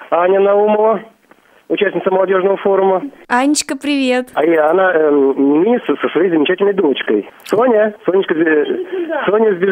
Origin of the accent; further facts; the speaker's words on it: Belarus; now in Kursk, Russia; я из Беларуси, учусь в Курске.